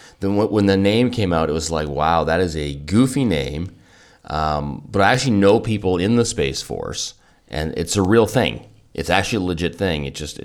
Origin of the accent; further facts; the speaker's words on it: Kelowna, British Columbia, Canada; That is not something that I grew up with in Kelowna